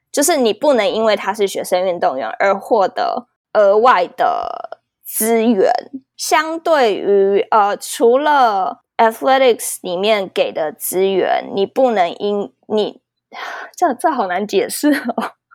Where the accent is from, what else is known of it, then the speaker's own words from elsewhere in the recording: Taiwan; moved away as an adult; now in United States; 我在台湾当过球精